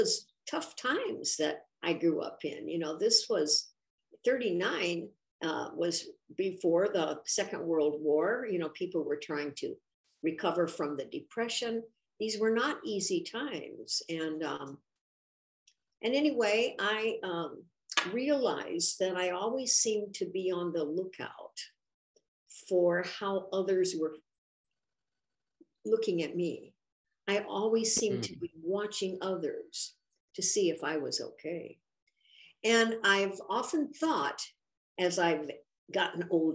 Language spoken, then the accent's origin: English; Lafayette, Indiana, United States; I grew up in Indiana, Lafayette, and I was born in 1939